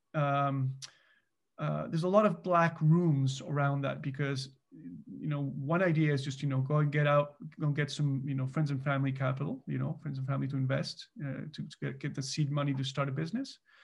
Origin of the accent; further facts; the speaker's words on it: Mexico; moved away as an adult; now in Canada; so I'm actually originally from Mexico. So I immigrated to Canada in nineteen ninety-nine